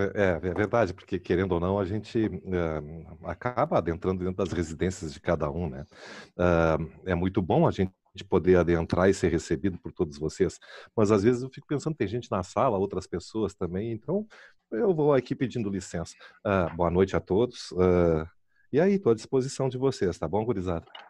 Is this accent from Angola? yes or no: no; Porto Alegre, Rio Grande do Sul, Brazil; eu me criei ali no IAPI